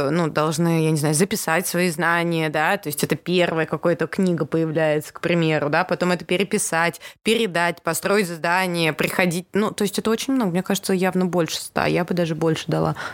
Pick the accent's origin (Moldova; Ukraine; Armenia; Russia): Armenia; Потому что я армянка.